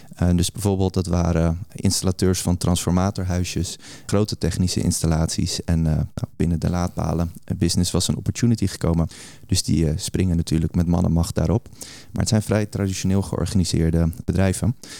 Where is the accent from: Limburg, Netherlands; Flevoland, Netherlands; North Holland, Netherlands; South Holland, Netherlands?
Flevoland, Netherlands; Almere; omdat ik uit Almere kom